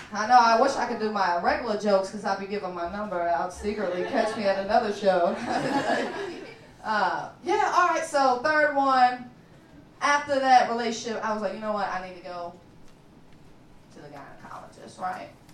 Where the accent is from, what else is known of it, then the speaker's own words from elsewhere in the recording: Kentucky, United States; now in Chicago, United States; I'm from Kentucky